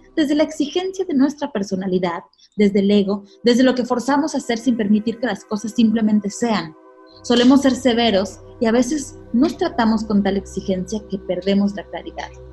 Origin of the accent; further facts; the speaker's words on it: Mexico; nosotros mexicanos